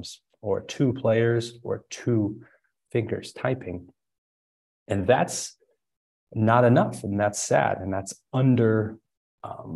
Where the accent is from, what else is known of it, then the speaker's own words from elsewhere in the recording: Springfield, Illinois, United States; moved away as an adult; also born or lived in San Diego, California; born and raised in Springfield, Illinois, but then moved out to California and San Diego for college